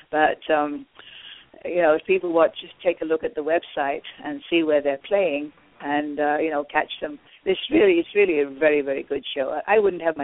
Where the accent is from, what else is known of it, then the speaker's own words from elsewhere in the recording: United Kingdom; moved away; I'm British.